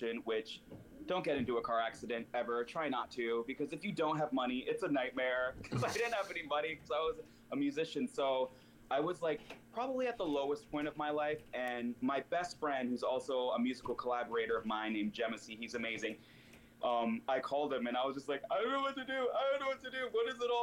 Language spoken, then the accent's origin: English; Virginia, United States; moved away as an adult; also born or lived in Connecticut / California; now in New York, United States; I was born in Connecticut, raised in Virginia, and then when I was 22, I moved to California